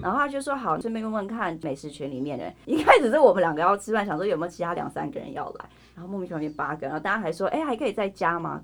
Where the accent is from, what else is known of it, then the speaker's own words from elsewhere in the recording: United States; now in Taiwan; 我以前也在美国